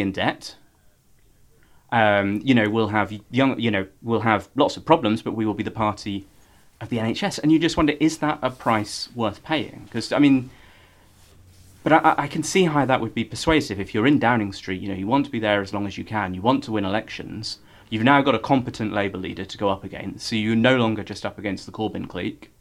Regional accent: Norfolk, East of England, United Kingdom; now in London, United Kingdom; I grew up in Norfolk, small town.

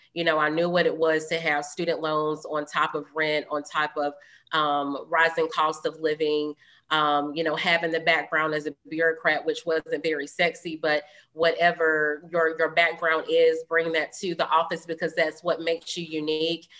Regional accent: Greensboro, North Carolina, United States; also born or lived in Durham, North Carolina; I'm from Greensboro. I wasn't born and raised in Durham

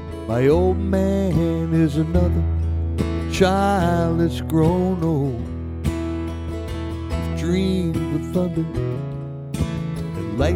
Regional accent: Pennsylvania, United States; also born or lived in Cambridge, Massachusetts; now in California, United States; I was born in Pennsylvania

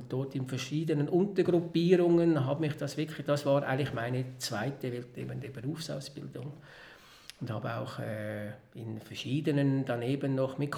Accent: Bäch, Schwyz, Switzerland; ich bin Bech, in Bech am Zürichsee aufgewachsen. Das ist eine, ein Dorf in einer Gemeinde am Zürichsee, Kanton Schweiz.

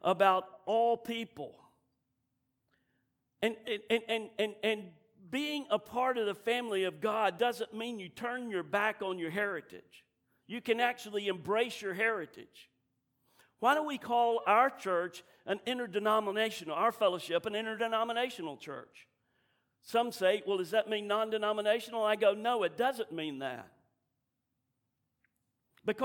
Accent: Southern, United States; I'm Southern

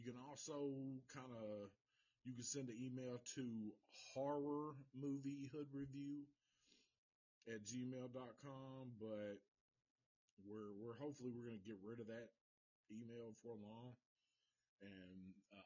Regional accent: the South, United States; accent: Southern; I'm from the South

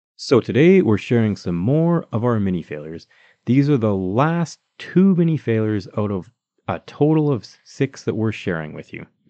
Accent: Calgary, Alberta, Canada; we're both from Calgary, Alberta, Canada

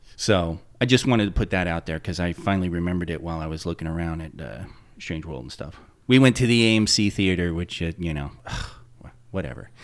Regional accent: Patchogue, New York, United States; moved away; visiting my hometown the one time I did in the '80s after we had moved

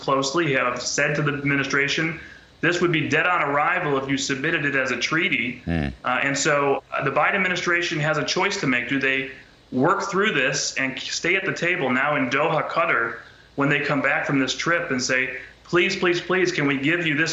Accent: Chicago, Illinois, United States; I'm from Chicago

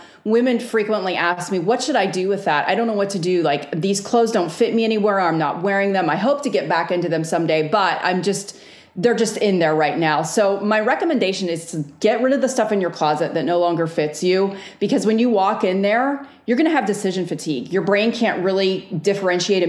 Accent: Northeast, United States; now in the South, United States; I live in the South now. I grew up in the Northeast.

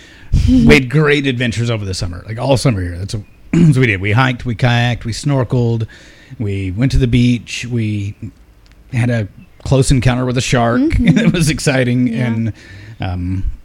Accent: Lubbock, Texas, United States; moved away as an adult; also born or lived in Dallas, Texas / Killeen, Texas; now in Hawaii, United States; I grew up in West Texas near Lubbock

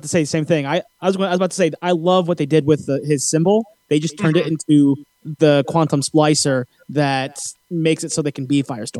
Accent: Philippines; the prince in Brandy's Cinderella is Filipino, and I'm Filipino, so I had to do it.

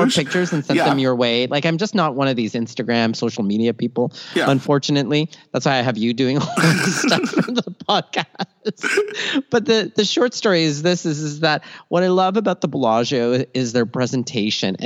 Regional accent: Toronto, Ontario, Canada; also born or lived in Philippines; born in the Philippines, raised in Toronto, Canada, and schooled all over southwestern Ontario

